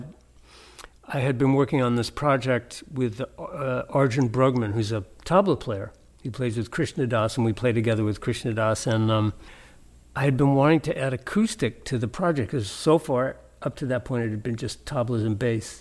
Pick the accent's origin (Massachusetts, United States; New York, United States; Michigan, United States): Massachusetts, United States; Brockton; moved away as an adult; also born or lived in Miami; I'm from Brockton, Massachusetts. It's on the south shore. It's about 35 miles from Boston.